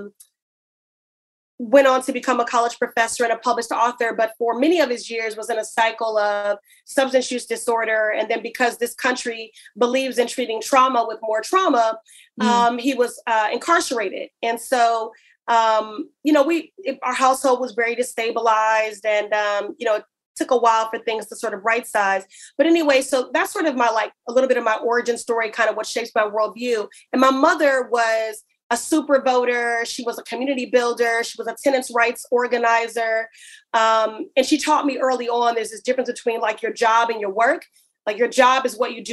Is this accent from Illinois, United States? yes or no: yes; Chicago, Illinois, United States; moved away as an adult; also born or lived in Boston, Massachusetts; now in Massachusetts, United States; I'm actually originally from Chicago. That's my roots are, you know, very Midwestern